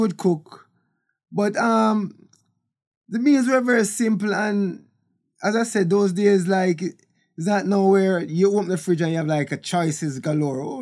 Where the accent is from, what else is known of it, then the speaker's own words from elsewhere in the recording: Kingston, Jamaica; also born or lived in Bull Bay, Jamaica; I was born in Kingston, Jamaica, in Trenchtown. And we moved a lot when I was younger.